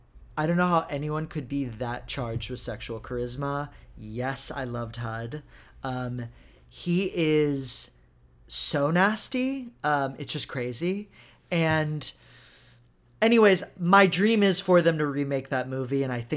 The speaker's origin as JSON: {"language": "English", "region": "Texas", "country": "United States", "tie": "born or raised there", "also_born_or_lived": "Israel", "said": "I grew up in Texas"}